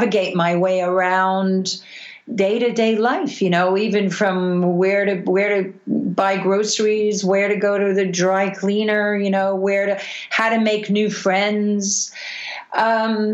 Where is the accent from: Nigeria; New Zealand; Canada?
Canada; Montreal, Quebec; I grew up in Montreal, Canada.